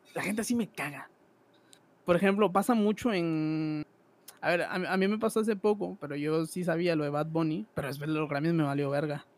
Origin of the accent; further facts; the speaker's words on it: Guatemala; Yo soy de Guatemala, un país tercermundista hasta la verga.